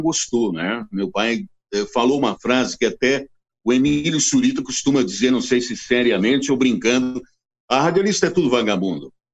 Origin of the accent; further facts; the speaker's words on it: Assis, São Paulo, Brazil; moved away as an adult; also born or lived in Brasília; eu nasci em Assis